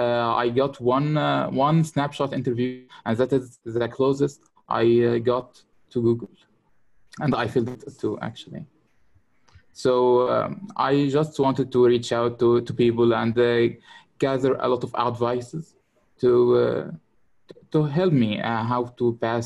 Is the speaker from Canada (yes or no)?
no; Kafr El Sheikh, Kafr El Sheikh Governorate, Egypt; From Egypt, Kafr el Sheikh.